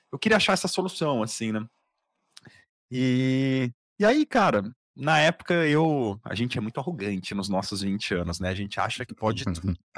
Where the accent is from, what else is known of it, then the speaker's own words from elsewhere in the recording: Campinas, São Paulo, Brazil; Eu sou de Campinas, assim como vocês.